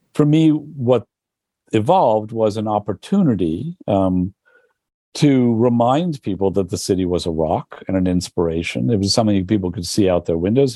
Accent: New York, United States; moved away as an adult; also born or lived in Berlin; I grew up too. I, in the village

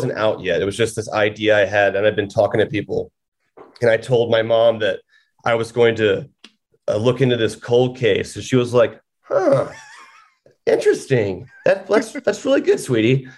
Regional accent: Georgia, United States; from my home state of Georgia

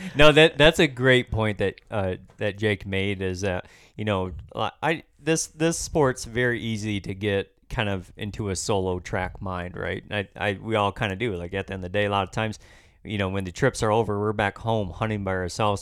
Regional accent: Michigan, United States; here in my home state

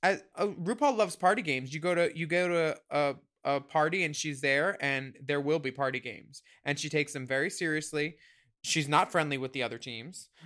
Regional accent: Philadelphia, Pennsylvania, United States; born or raised there

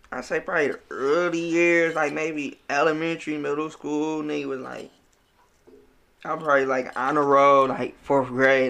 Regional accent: Detroit, Michigan, United States; I come from West Side, man, mm-hmm. Linwood, yeah. Atkinson between 14th and LaSalle

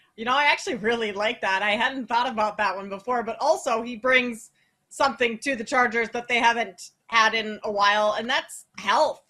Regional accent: Minnesota, United States; as a Minnesota native growing up in Timberwolves games

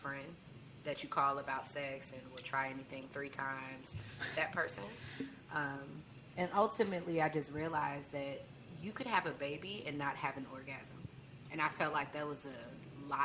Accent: St. Louis, Missouri, United States; moved away as an adult; now in Tallahassee, United States; I'm from St. Louis

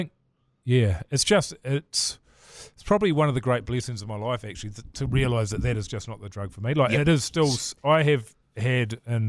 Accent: Levin, Manawatū-Whanganui, New Zealand; when I was growing up in Levin, we used to go to our local pub O'Malley's. And yeah, there's only like one taxi in town.

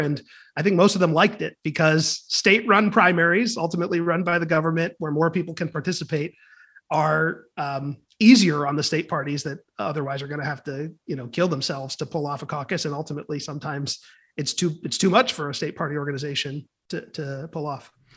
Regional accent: California, United States; my home state of California

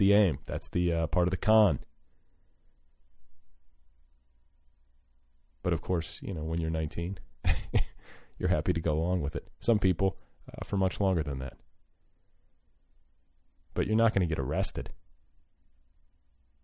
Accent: Midwest, United States; I grew up in the Middle West

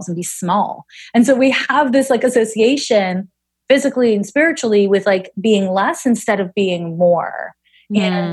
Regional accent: Montreal, Quebec, Canada; moved away as an adult; also born or lived in San Francisco; I'm from Montreal, where everybody is just like, meh

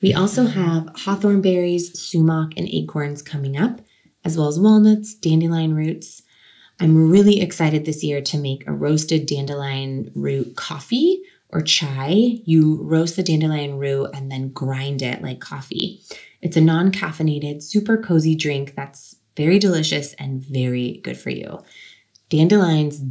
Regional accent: Sebastopol, California, United States; In my hometown, Sebastopol, California, there was an annual Gravenstein Apple Festival that I grew up going to as a child

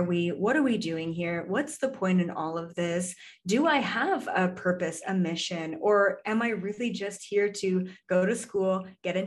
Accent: Canada; moved away; I'm Canadian originally

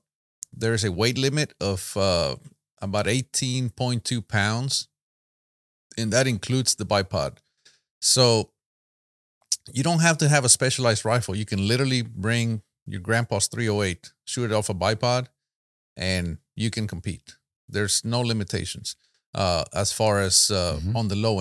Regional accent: San Antonio, Texas, United States; San Antonio, Texas.

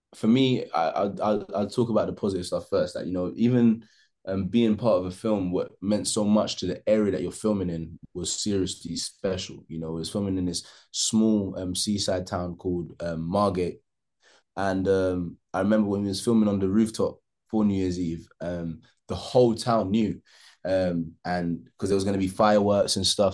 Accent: Jamaica; I'm Jamaican

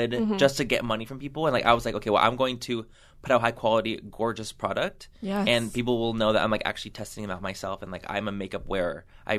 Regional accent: San Diego, California, United States; I grew up in San Diego

